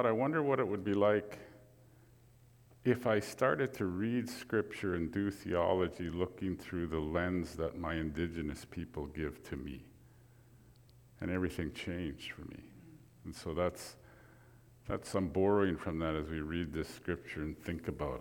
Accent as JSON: {"language": "English", "town": "Grande Prairie", "region": "Alberta", "country": "Canada", "tie": "born or raised there", "said": "I'm a Cree from Northern Alberta. I was born in Grand Prairie"}